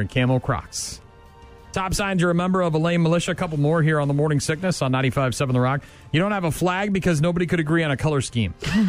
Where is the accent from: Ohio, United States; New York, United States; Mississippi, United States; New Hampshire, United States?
New Hampshire, United States; my home state of New Hampshire